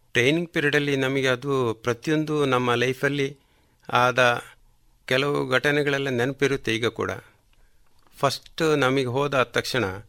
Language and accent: Kannada; Kalmadka, Karnataka, India; also born or lived in Puttur; ನನ್ನ ಹುಟ್ಟೂರು ಕಲ್ಮಡ್ಕ